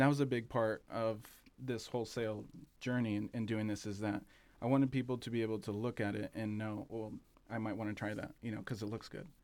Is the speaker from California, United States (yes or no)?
yes; Southern California, United States; moved away as an adult; now in Bend, United States; we're from Southern California